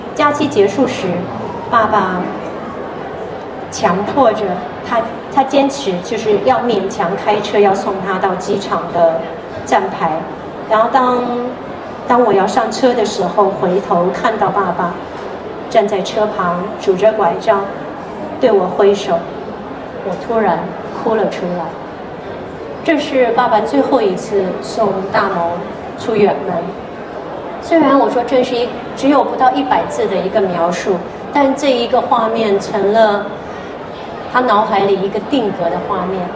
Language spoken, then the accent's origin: Chinese; Xi'an, Shaanxi, China; moved away as an adult; also born or lived in Taipei, Taiwan; now in Taiwan; 我出生的地方呢，就是西安下面的一个县，叫长安县